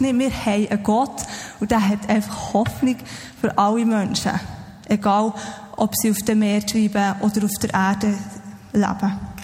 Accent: Switzerland; uns als Schweizer

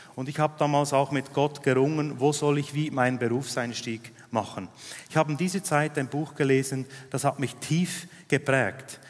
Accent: Switzerland; Ich bin in Arlberg aufgewachsen

